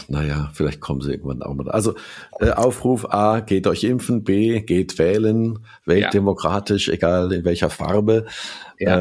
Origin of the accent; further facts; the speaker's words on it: Germany; als Deutscher